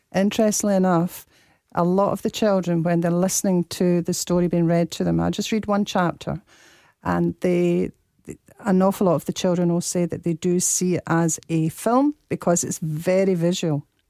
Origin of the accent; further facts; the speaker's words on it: Dundee, Scotland, United Kingdom; I'm from Dundee